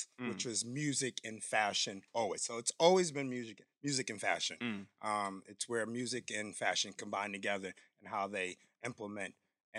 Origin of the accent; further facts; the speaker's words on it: Stamford, Connecticut, United States; I'm from Stanford, Connecticut